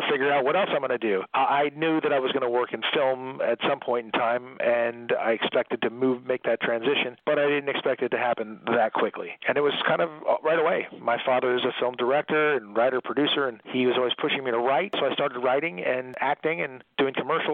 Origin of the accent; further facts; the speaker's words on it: Malibu, California, United States; also born or lived in Detroit, Michigan; I'm a kid who was raised in Malibu, California.